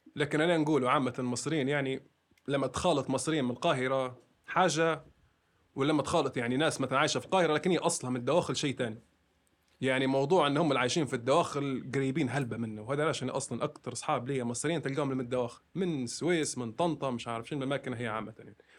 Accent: Libya; also born or lived in Egypt; ان انا ليبي

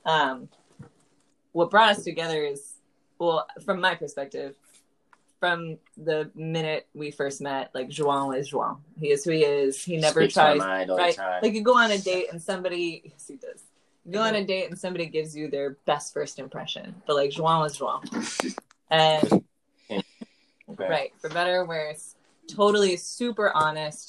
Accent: Massachusetts, United States; also born or lived in Chicago / Washington, D.C. / New Jersey; I grew up in Massachusetts

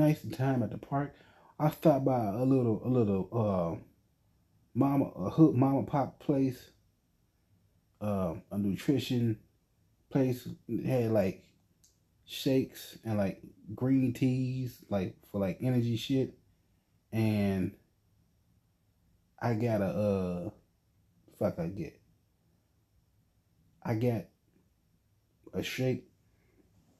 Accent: United States; I am an American citizen

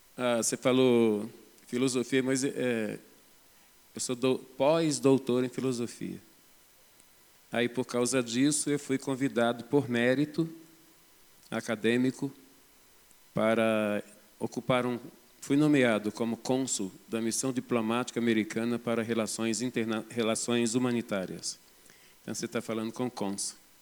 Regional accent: Rio de Janeiro, Brazil; moved away as an adult; now in Belo Horizonte, Brazil; sou do estado do Rio de Janeiro, mas estou em Belo Horizonte, eu e a minha esposa, ah, vai fazer 20 anos.

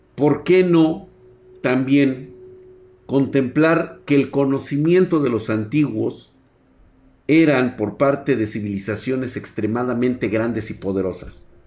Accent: Mexico; el México primitivo en el cual vivimos

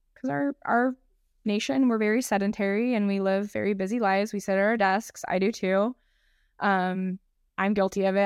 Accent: San Diego, California, United States; I'm from San Diego

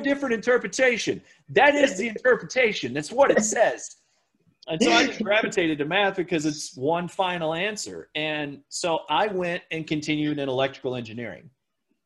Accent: Oklahoma, United States; where I lived in Oklahoma at the time

